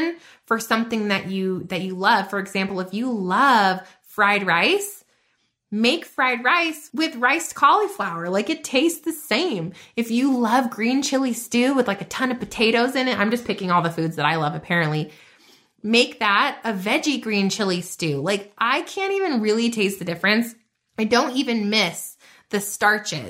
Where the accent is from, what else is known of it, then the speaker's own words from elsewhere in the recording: New Mexico, United States; I'm from New Mexico